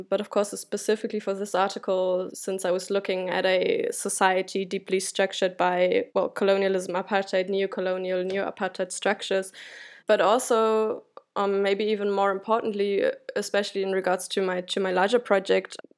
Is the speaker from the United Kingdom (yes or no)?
no; Germany; as a German